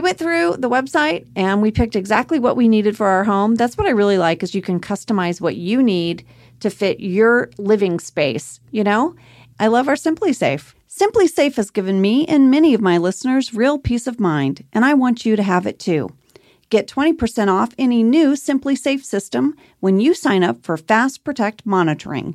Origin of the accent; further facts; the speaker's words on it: Texas, United States; I'm from a very small town in Texas.